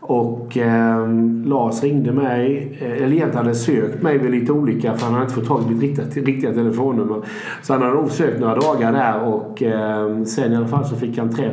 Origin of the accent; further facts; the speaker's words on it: Växjö, Kronoberg County, Sweden; born there; moved away as an adult; now in Gothenburg, Sweden; född i Växjö eh, och 1986 så tänkte min dåvarande flickvän och jag, vi är gifta nu, men vi skulle hitta på något annat. Vi var 23-24 år då någonting.